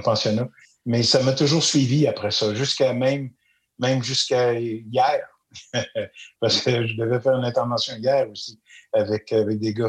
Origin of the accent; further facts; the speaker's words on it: Magog, Quebec, Canada; je suis un, petit gars du bas de la ville à Magog